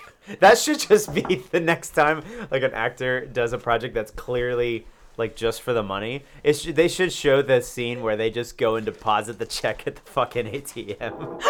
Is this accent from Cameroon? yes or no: no; Loganville, Georgia, United States; moved away as an adult; also born or lived in Atlanta, Georgia; I was born in Atlanta. When I was six, we moved to Loganville, which is an hour east. It's like pretty much directly between Athens and Atlanta. And then when I went to college, I moved back to Atlanta and stayed there.